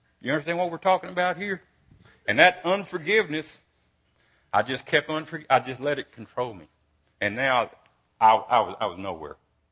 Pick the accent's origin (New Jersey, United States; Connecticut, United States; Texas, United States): Texas, United States; Brownwood; also born or lived in Cisco, Texas; when I was 7 and 8, we moved to Brownwood from Cisco.